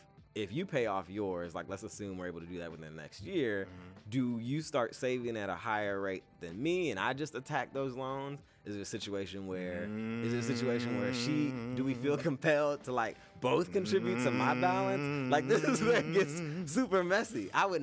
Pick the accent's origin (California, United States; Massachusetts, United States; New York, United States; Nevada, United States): California, United States; I'm from California.